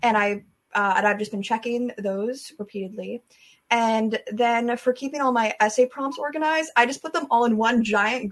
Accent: Everett, Washington, United States; I'm from Washington State, specifically Everett, Washington

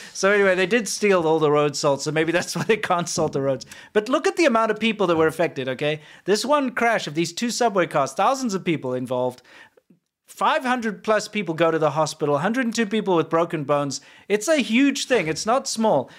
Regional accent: South Africa; now in United States; we say cool drink in South Africa

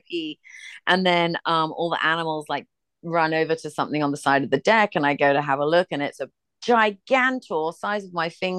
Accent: England, United Kingdom; also born or lived in Ireland (ancestry); now in United States; I'm from England

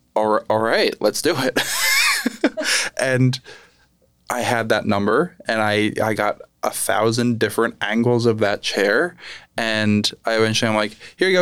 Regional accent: Lehigh Valley, Pennsylvania, United States; also born or lived in New York; I, I grew up here in the Lehigh Valley

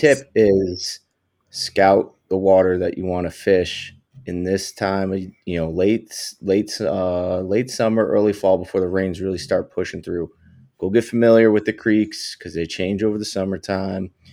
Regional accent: New York, United States; I'm from New York originally, and we have a great cold water species fishery up here

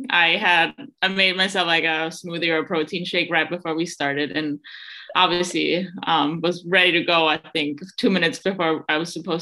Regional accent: Innsbruck, Tyrol, Austria; moved away; back in Innsbruck, my hometown in Austria

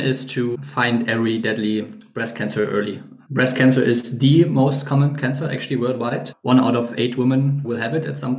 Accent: Germany; I'm originally from Germany

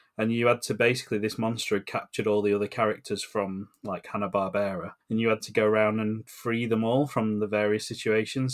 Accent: England, United Kingdom; we grew up in England

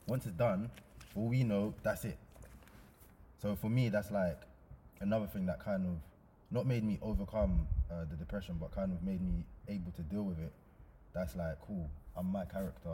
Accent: London, United Kingdom; I grew up in Hackney when it was bad.

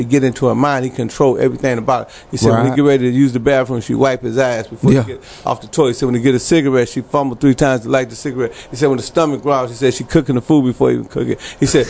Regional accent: Chicago, Illinois, United States; Of course, you know, I'm from Chicago, so I'm from a city of gangsters, you know what I'm saying? So we all, you know, we grow up bad, you know what I'm saying? Nobody good where I'm from

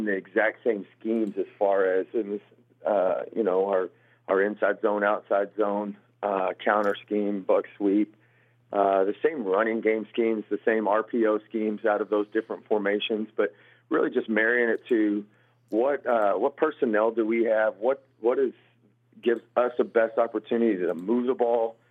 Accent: Muleshoe, Texas, United States; now in Holliday, United States; I was born and raised in Muleshoe

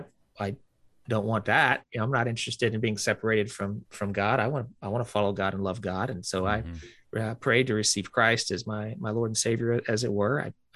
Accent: the South, United States; we were real active growing up in the South. I grew up in a Southern Baptist church

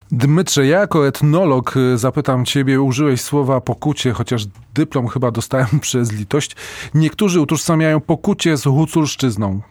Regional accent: Briukhovychi, Lviv Oblast, Ukraine; accent: Lviv; z Brzuchowic, tak. a mi we Lwowie mówili, że kanadyjski akcent.

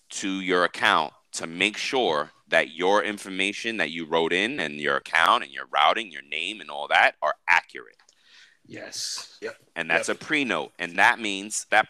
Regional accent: New York, United States; now in Miami, United States; I'm from New York

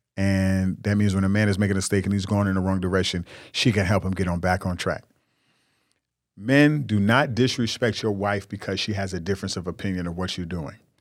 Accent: New York, United States; I'm from New York. I grew up in New York

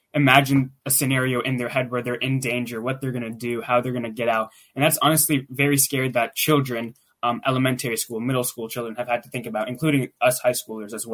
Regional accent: Pittsburgh, Pennsylvania, United States; I'm from Pittsburgh, Pennsylvania

